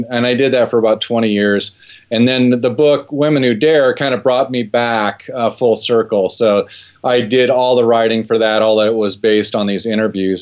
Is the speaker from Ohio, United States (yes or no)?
yes; Ohio, United States; I grew up in Ohio